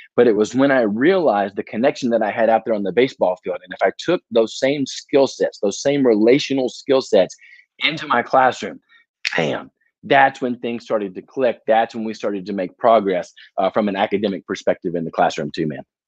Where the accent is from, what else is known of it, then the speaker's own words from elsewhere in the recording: Murfreesboro, Tennessee, United States; also born or lived in Jacksonville, Florida / Baton Rouge, Louisiana; Murfreesboro, Tennessee. It's about 30 minutes southeast of Nashville and so that's where I grew up